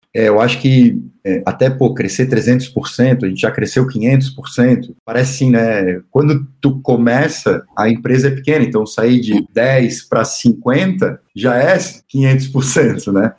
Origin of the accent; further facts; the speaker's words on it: Florianópolis, Santa Catarina, Brazil; also born or lived in Joinville; now in Florianópolis, Brazil; eu sou natural de Florianópolis